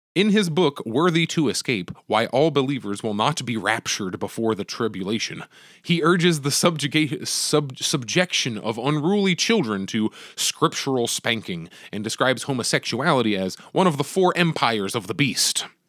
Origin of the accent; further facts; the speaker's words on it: United States; As an American